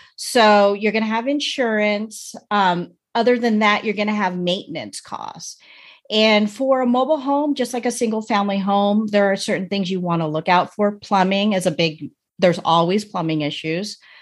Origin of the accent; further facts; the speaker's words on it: United States; I was born in America, but my parents were born in the Philippines